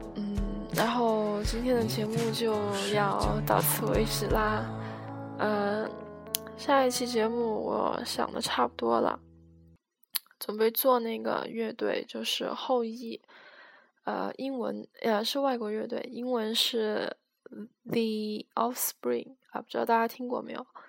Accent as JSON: {"language": "Chinese", "town": "Guiyang", "region": "Guizhou", "country": "China", "said": "我是贵阳人，贵州贵阳，对，就是出茅台酒的那个贵州。呃，我们这里也没有很偏僻啦，我还是住在城市里面的"}